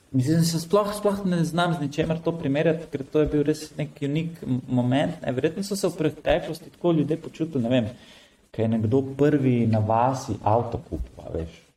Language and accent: Slovenian; Slovenia; sem se rodil v Sloveniji